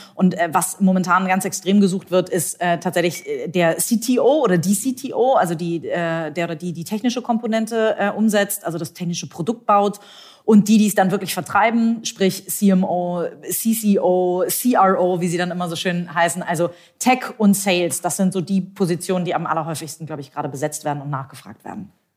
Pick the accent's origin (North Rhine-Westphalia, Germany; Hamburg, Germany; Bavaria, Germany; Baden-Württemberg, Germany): Hamburg, Germany; ich bin Hamburgerin, tatsächlich auch gebürtige Hamburgerin, habe hier Jura studiert in Hamburg